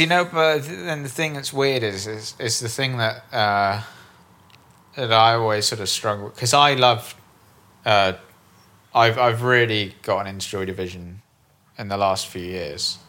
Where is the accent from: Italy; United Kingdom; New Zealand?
United Kingdom; Bristol, South West England; moved away; I'm originally from Bristol